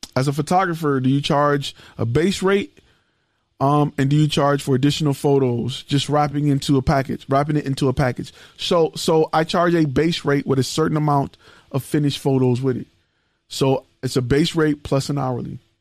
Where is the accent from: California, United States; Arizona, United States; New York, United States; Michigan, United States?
Michigan, United States; Detroit; I am born and raised in Detroit, from Detroit, Michigan